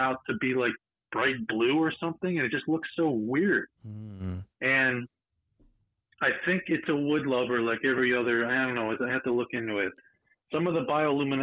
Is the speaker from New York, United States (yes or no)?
no; Cleveland, Ohio, United States; I'm from Cleveland, Ohio, and I drive a tractor trailer